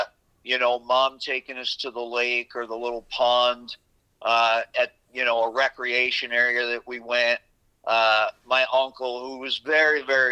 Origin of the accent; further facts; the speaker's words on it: New York, United States; moved away as an adult; also born or lived in Seattle, Washington / Montana / North Dakota; now in Montana/North Dakota, United States; I was actually raised on the Hudson River between New York City and Albany.